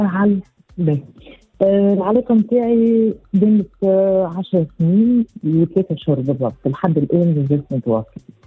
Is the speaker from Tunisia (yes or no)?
yes; Tunisia; انا من الاثنين من تونس